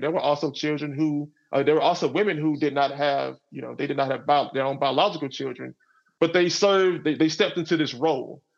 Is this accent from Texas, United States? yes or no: yes; Garland, Texas, United States; I grew up in in in Garland, Texas, which is a suburb of Dallas. So I grew up in I grew up in the South